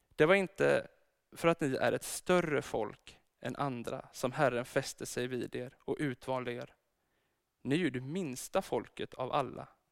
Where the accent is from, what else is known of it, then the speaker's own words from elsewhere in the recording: Örebro, Örebro County, Sweden; now in Gothenburg, Sweden; Jag är egentligen född i Örebro